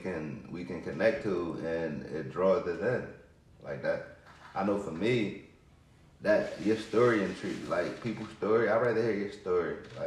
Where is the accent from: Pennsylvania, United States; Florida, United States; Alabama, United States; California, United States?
Pennsylvania, United States; Philadelphia; I'm from Philadelphia School District. I'm a product of the school district, seriously, like, through and through